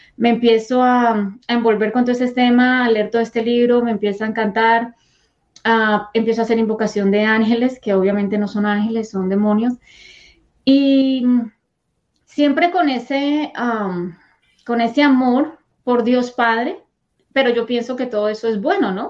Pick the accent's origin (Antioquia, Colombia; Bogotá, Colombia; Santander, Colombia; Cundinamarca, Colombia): Bogotá, Colombia; moved away; yo soy de Colombia, nací en Colombia, en Bogotá.